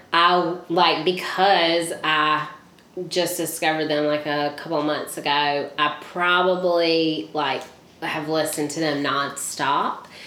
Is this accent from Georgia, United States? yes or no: yes; Leesburg, Georgia, United States; also born or lived in Albany, Georgia; I was born in Albany, but raised in Leesburg.